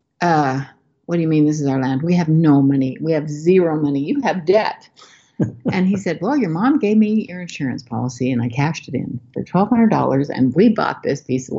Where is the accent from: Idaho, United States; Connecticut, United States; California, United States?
Idaho, United States; Montpelier; moved away as an adult; also born or lived in Boston; I'm from Montpelier, Idaho, and we were married in Logan